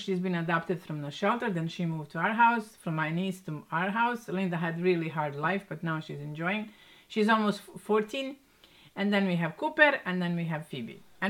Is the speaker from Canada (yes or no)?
no; Banja Luka, Republika Srpska, Bosnia & Herzegovina; I will exclude my hometown, Banja Luka.